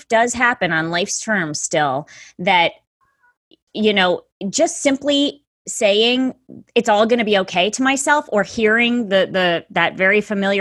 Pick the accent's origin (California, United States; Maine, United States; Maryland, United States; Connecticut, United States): Connecticut, United States; Middletown; I'm from Middletown, Connecticut